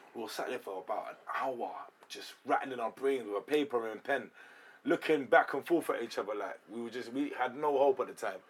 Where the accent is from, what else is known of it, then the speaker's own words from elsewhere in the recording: London, United Kingdom; I'm actually from the suburban um, areas in London.